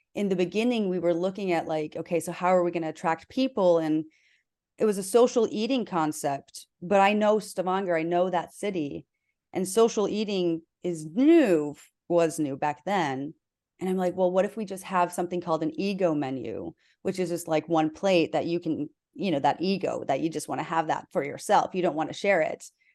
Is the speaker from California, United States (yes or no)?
no; South Dakota, United States; I was raised in South Dakota, which is in the middle of the Bible Belt